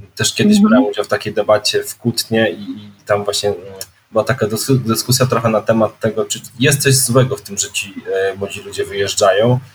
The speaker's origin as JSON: {"language": "Polish", "town": "Krasnystaw", "region": "Lublin Voivodeship", "country": "Poland", "tie": "born or raised there", "moved": "as an adult", "said": "urodziłem się w takim e, małym można powiedzieć, miasteczku, mieście e, dwudziestoparotysięcznym e, na Lubelszczyźnie, to Krasnystaw"}